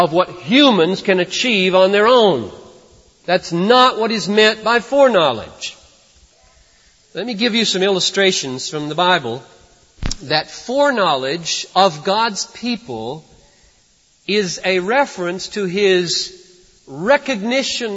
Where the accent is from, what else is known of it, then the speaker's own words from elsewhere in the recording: United States; I'm an American